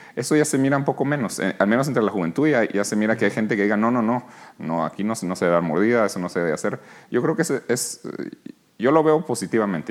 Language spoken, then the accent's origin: Spanish; Guatemala; moved away as an adult; also born or lived in New York, United States; aquí nací, aquí crecí, en Guatemala